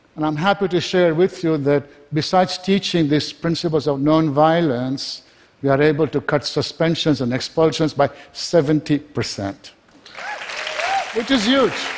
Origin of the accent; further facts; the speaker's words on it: Kenya; also born or lived in England; now in United States; I was born in Kenya, was educated in England